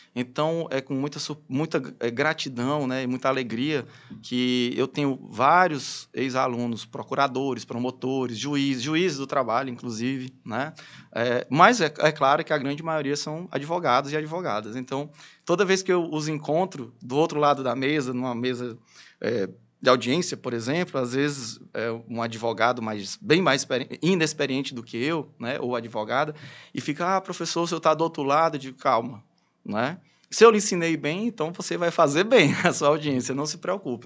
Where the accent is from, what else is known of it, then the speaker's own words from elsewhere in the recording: Teresina, Piauí, Brazil; also born or lived in Fortaleza; sou teresinense, estudei minha vida praticamente toda aqui em Teresina